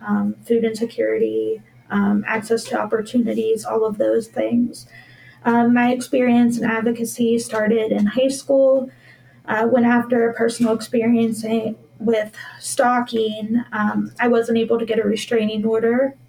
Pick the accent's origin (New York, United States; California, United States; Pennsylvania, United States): Pennsylvania, United States; Pittsburgh; I'm from Pittsburgh